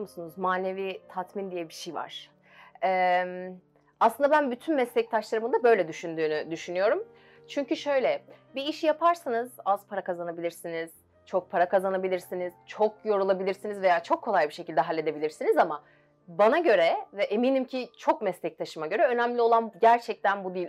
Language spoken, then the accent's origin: Turkish; Gölcük, Kocaeli, Turkey; bin dokuz yüz doksan bir Gölcük doğumluyum